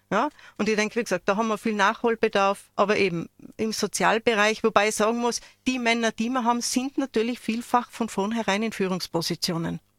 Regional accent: Innsbruck, Tyrol, Austria; Ich, ich meine, ich komme aus Innsbruck, ja, und dann hat es mir, ja, wo aus Innsbruck? Ja, und wenn man dann sagt, Hötting

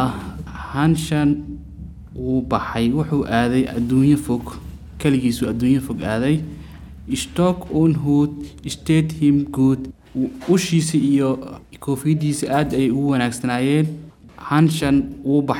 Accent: Somalia; German is a second language; now in Austria; komme aus also Somalia.

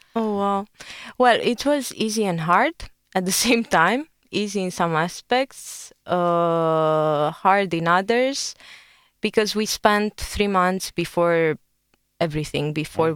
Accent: Romania; I'm from Romania

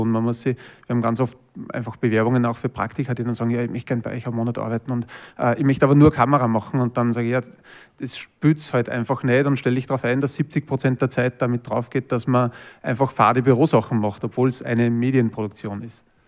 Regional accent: Linz, Upper Austria, Austria; ich bin aus Linz ursprünglich, also aus Oberösterreich

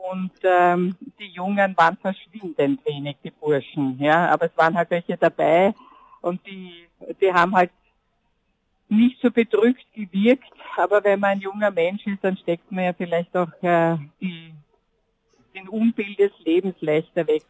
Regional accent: Vienna, Austria; ich bin Wienerin

